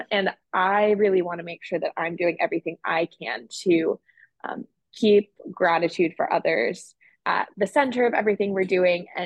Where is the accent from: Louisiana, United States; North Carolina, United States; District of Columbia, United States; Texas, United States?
District of Columbia, United States; Washington; And I'm originally from Washington, D.C.